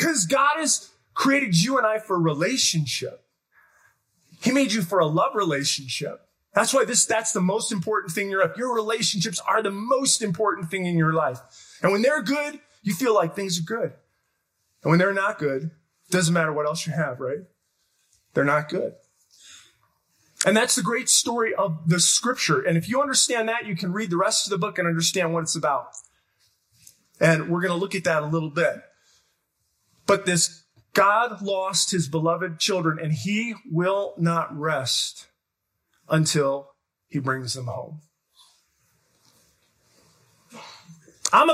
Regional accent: Detroit, Michigan, United States; Because I'm from Detroit. It's like a pancake, right?

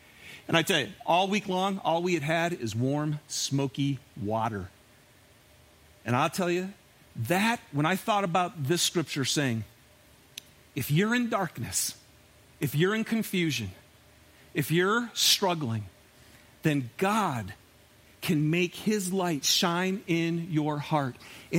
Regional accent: Michigan, United States; I'm from Michigan. And I took a group of high school kids on a week-long backpacking trip up in the Upper Peninsula of Michigan.

